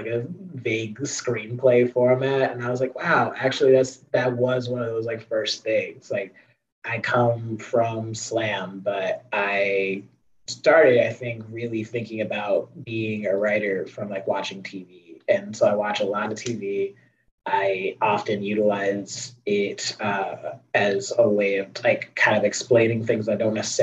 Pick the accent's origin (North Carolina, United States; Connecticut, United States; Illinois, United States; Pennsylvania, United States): Illinois, United States; Chicago; I'm from Chicago